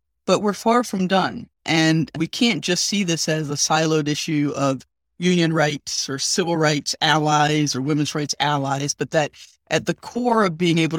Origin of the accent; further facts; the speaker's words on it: the South, United States; this is where I need to be as a Southerner and as a Black person.